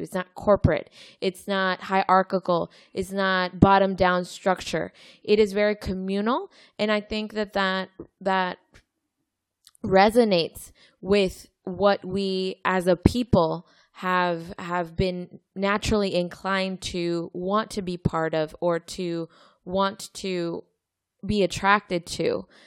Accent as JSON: {"language": "English", "country": "Mexico", "tie": "born or raised there", "moved": "yes", "said": "I grew up in Mexico"}